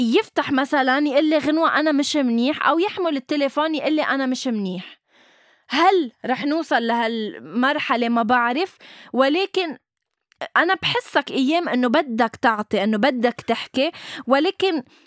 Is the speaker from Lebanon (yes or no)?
yes; Lebanon; نحن عندنا شيء بلبنان